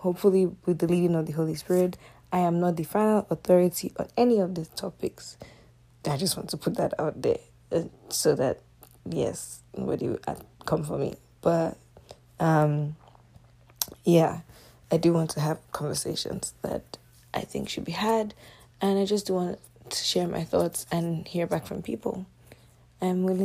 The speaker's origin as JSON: {"language": "English", "region": "Nigerian Delta Igbo", "country": "Nigeria", "moved": "as an adult", "lives_now": "Canada", "said": "I'm a Nigerian Delta Igbo girl. And I moved here about, what year are we in, 2021, so roughly, it's been over 5 years now."}